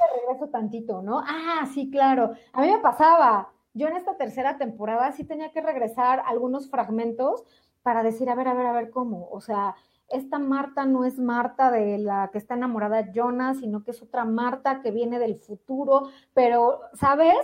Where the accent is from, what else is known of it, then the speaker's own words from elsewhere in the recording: Mexico; nací en México